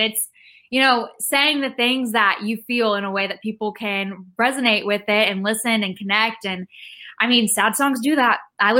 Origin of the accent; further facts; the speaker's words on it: Rockwall, Texas, United States; now in Nashville, United States; I am from Rockwall, Texas, which is a small town east of Dallas, but I live in Nashville now.